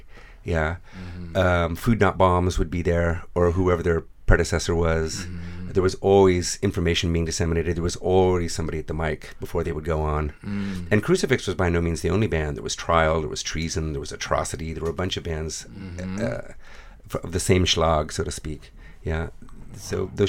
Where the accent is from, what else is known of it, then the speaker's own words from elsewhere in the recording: San Jose, California, United States; We grew up in San Jose together.